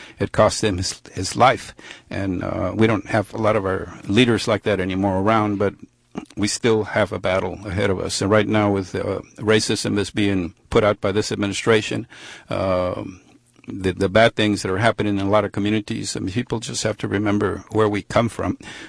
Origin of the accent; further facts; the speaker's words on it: South Texas, United States; we grew up in South Texas with racism